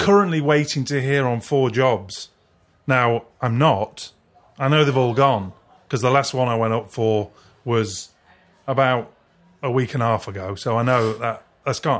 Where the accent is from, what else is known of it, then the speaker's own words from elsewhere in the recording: Culcheth, North West England, United Kingdom; also born or lived in Leigh, Lancashire / Brighton; now in West Sussex, United Kingdom; I grew up in a place called Culcheth